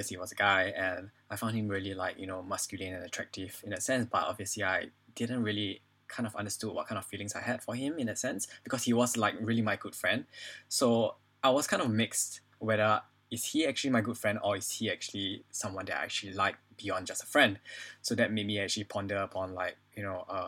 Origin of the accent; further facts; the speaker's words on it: Singapore; moved away as an adult; now in London, United Kingdom; I was born and raised in Singapore for the past 20 over years, and I moved to London